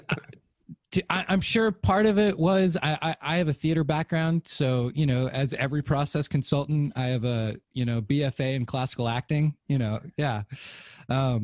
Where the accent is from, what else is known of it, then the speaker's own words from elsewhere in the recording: the Bible Belt, United States; I grew up in the Bible Belt